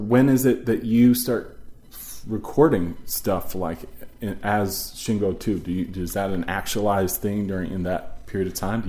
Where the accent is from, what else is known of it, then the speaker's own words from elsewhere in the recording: East Coast, United States; moved away as an adult; I'm from the East Coast originally. I moved to the West Coast in 98, 99.